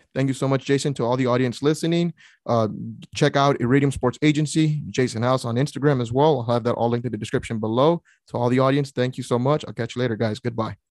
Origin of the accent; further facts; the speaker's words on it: San Antonio, Texas, United States; I'm actually in from San Antonio